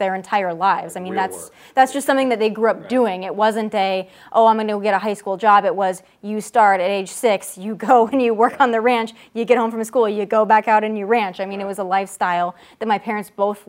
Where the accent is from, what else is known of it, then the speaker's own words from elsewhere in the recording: South Dakota, United States; moved away as an adult; also born or lived in Las Vegas, Nevada; now in Los Angeles, United States; born and raised in Middle America in South Dakota